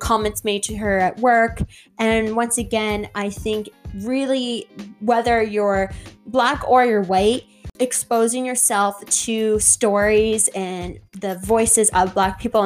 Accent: Canada; I have African descent, Irish descent, and Scottish descent, but I was born in Canada, right? And my experience as a person, as an individual, as a POC is Canadian. My experience of home is Canada.

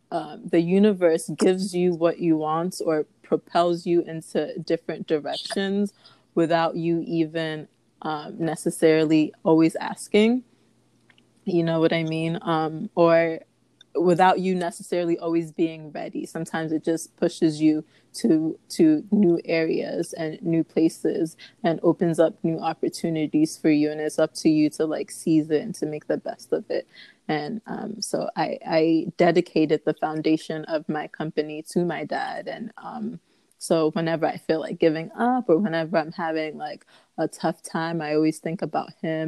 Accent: Ghana; So although I am from Ghana, I do want to explore Togo, Benin, Senegal, like Uganda, Rwanda, like all of it

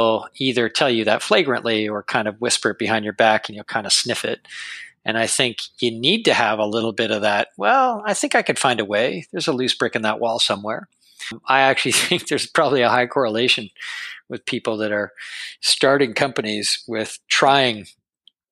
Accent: Toronto, Ontario, Canada; I grew up in Toronto in a kind of the outskirts of Toronto

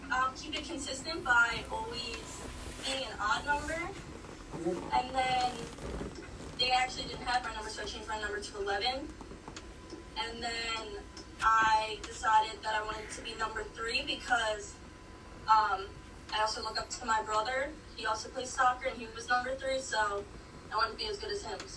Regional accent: Langhorne, Pennsylvania, United States; I'm from Langhorne, Pennsylvania.

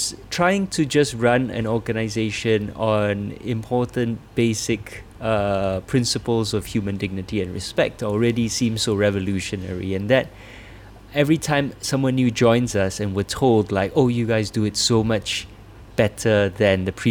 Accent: Singapore; as a Singaporean running this organization

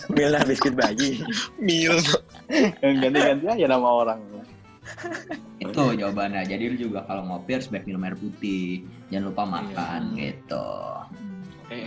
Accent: Jakarta, Indonesia; ini kita kan dari Jakarta Timur Jakarta Timur ya

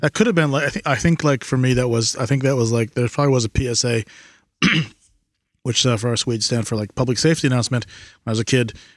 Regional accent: United States; As an American

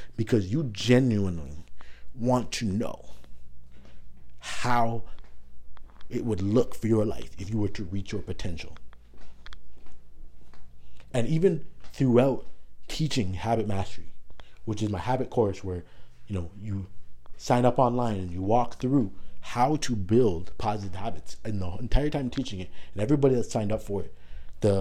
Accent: Toronto, Ontario, Canada; moved away as an adult; also born or lived in Iowa; I'm from Toronto, so I'm in another country now

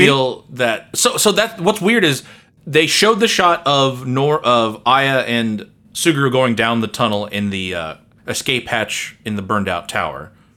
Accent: United States; as an American

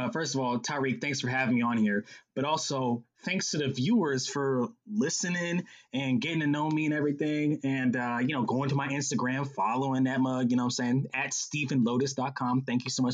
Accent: Atlanta, Georgia, United States; also born or lived in Charleston, South Carolina; I was 6 years old when we moved to Atlanta from Charleston, South Carolina. And when we got here

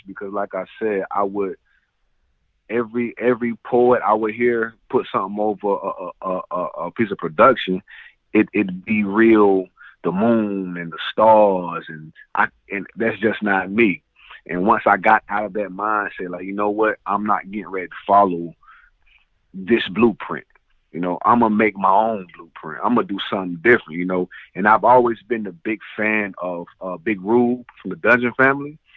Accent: the South, United States; I'm from the South

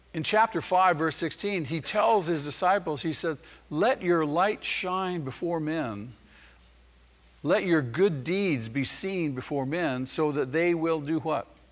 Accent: Manhattan Beach, California, United States; I was born in Manhattan Beach.

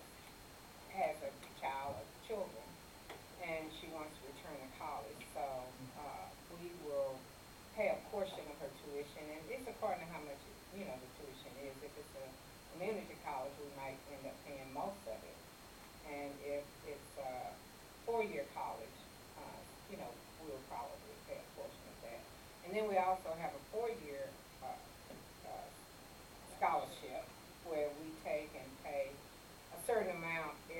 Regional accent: Mobile, Alabama, United States; now in Dallas, United States; I'm from Mobile, Alabama. I don't have any relatives in Dallas

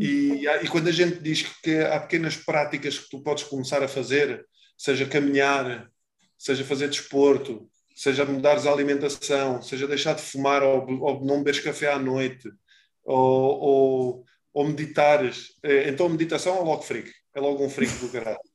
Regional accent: Portugal; nós somos muito bons, enquanto portugueses

